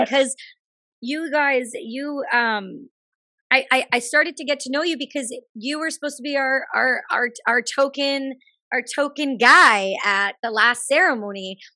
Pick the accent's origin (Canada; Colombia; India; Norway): Canada; being a Canadian